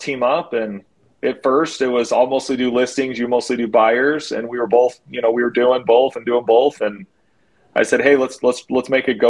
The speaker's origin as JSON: {"language": "English", "town": "St. George", "region": "Utah", "country": "United States", "tie": "born or raised there", "also_born_or_lived": "Philippines", "said": "Blair and I are born and raised in St. George"}